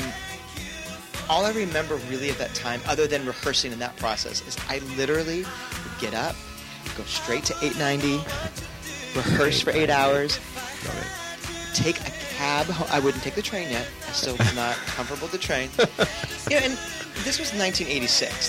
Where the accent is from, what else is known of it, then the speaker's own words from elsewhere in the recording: Los Angeles, California, United States; also born or lived in Midwest / New York; we settled here when I was ten years old